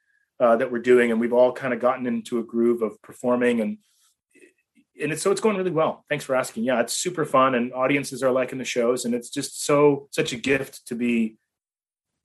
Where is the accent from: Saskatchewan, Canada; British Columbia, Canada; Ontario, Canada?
Ontario, Canada; Toronto; moved away as an adult; now in United States; I grew up in Toronto. I mean, I guess I grew up in a suburb of Toronto called Etobicoke